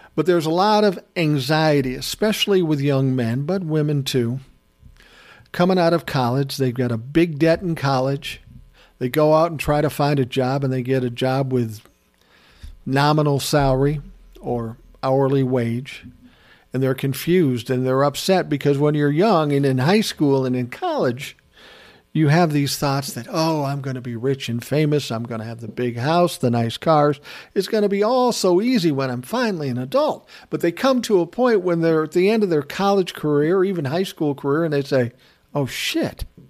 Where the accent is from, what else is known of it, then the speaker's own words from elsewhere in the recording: United States; as an American